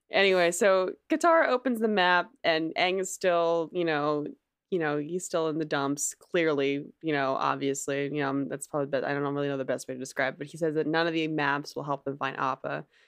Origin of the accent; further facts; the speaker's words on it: New Jersey, United States; I'm from New Jersey, which is like, you know, the shore, you know, literally Jersey shore